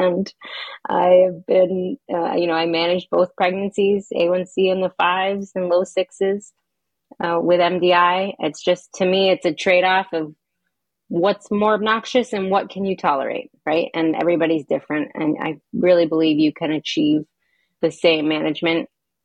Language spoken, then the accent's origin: English; Hanover, New Hampshire, United States; I grew up in Hanover, New Hampshire